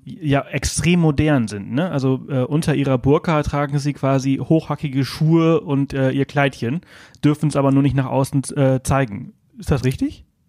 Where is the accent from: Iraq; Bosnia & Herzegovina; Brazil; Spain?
Spain; moved away; Also ich bin halt in Spanien aufgewachsen